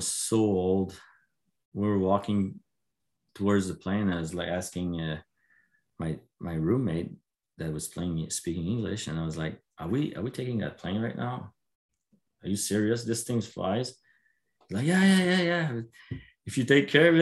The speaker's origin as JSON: {"language": "English", "region": "Quebec", "country": "Canada", "tie": "born or raised there", "said": "I'm from Quebec"}